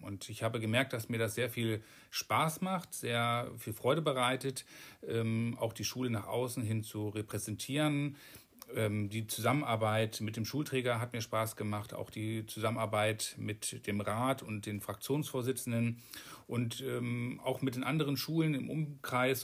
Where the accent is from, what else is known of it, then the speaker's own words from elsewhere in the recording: Alfeld, Lower Saxony, Germany; also born or lived in Hameln / Hohenhameln / Gronau; komme gebürtig aus Alfeld und wollte gerne wieder in diese Region